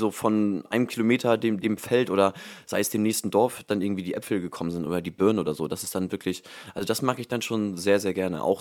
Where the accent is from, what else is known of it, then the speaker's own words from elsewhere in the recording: Groningen, Netherlands; born there; ich komme aus der Holland, ich komme aus den Niederlanden, ich bin gebürtiger Groninger